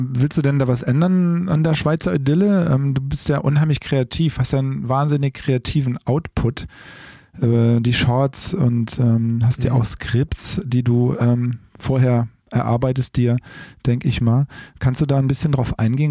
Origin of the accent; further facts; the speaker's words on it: Rhineland, Germany; ich bin ja aus dem Rheinland